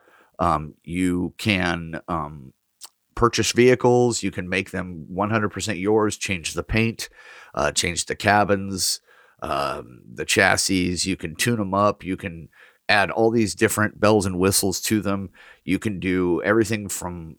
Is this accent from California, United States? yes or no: no; Oregon, United States; my hometown is included on the map in Oregon